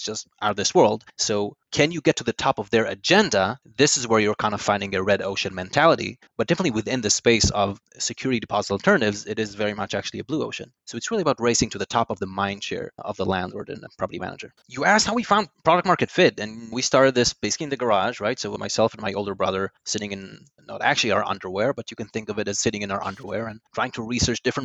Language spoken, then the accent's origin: English; Yavne, Central District, Israel; moved away as an adult; also born or lived in London; now in New York, United States; I was born in Yavne, led a very, very boring life